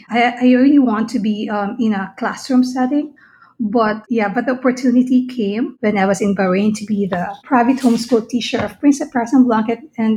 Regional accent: Philippines; Absolutely, I was a fan. Everybody in the Philippines knows ….

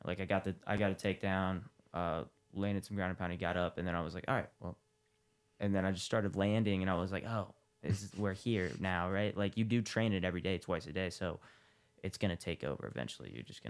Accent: Columbus, Ohio, United States; I'm from Columbus.

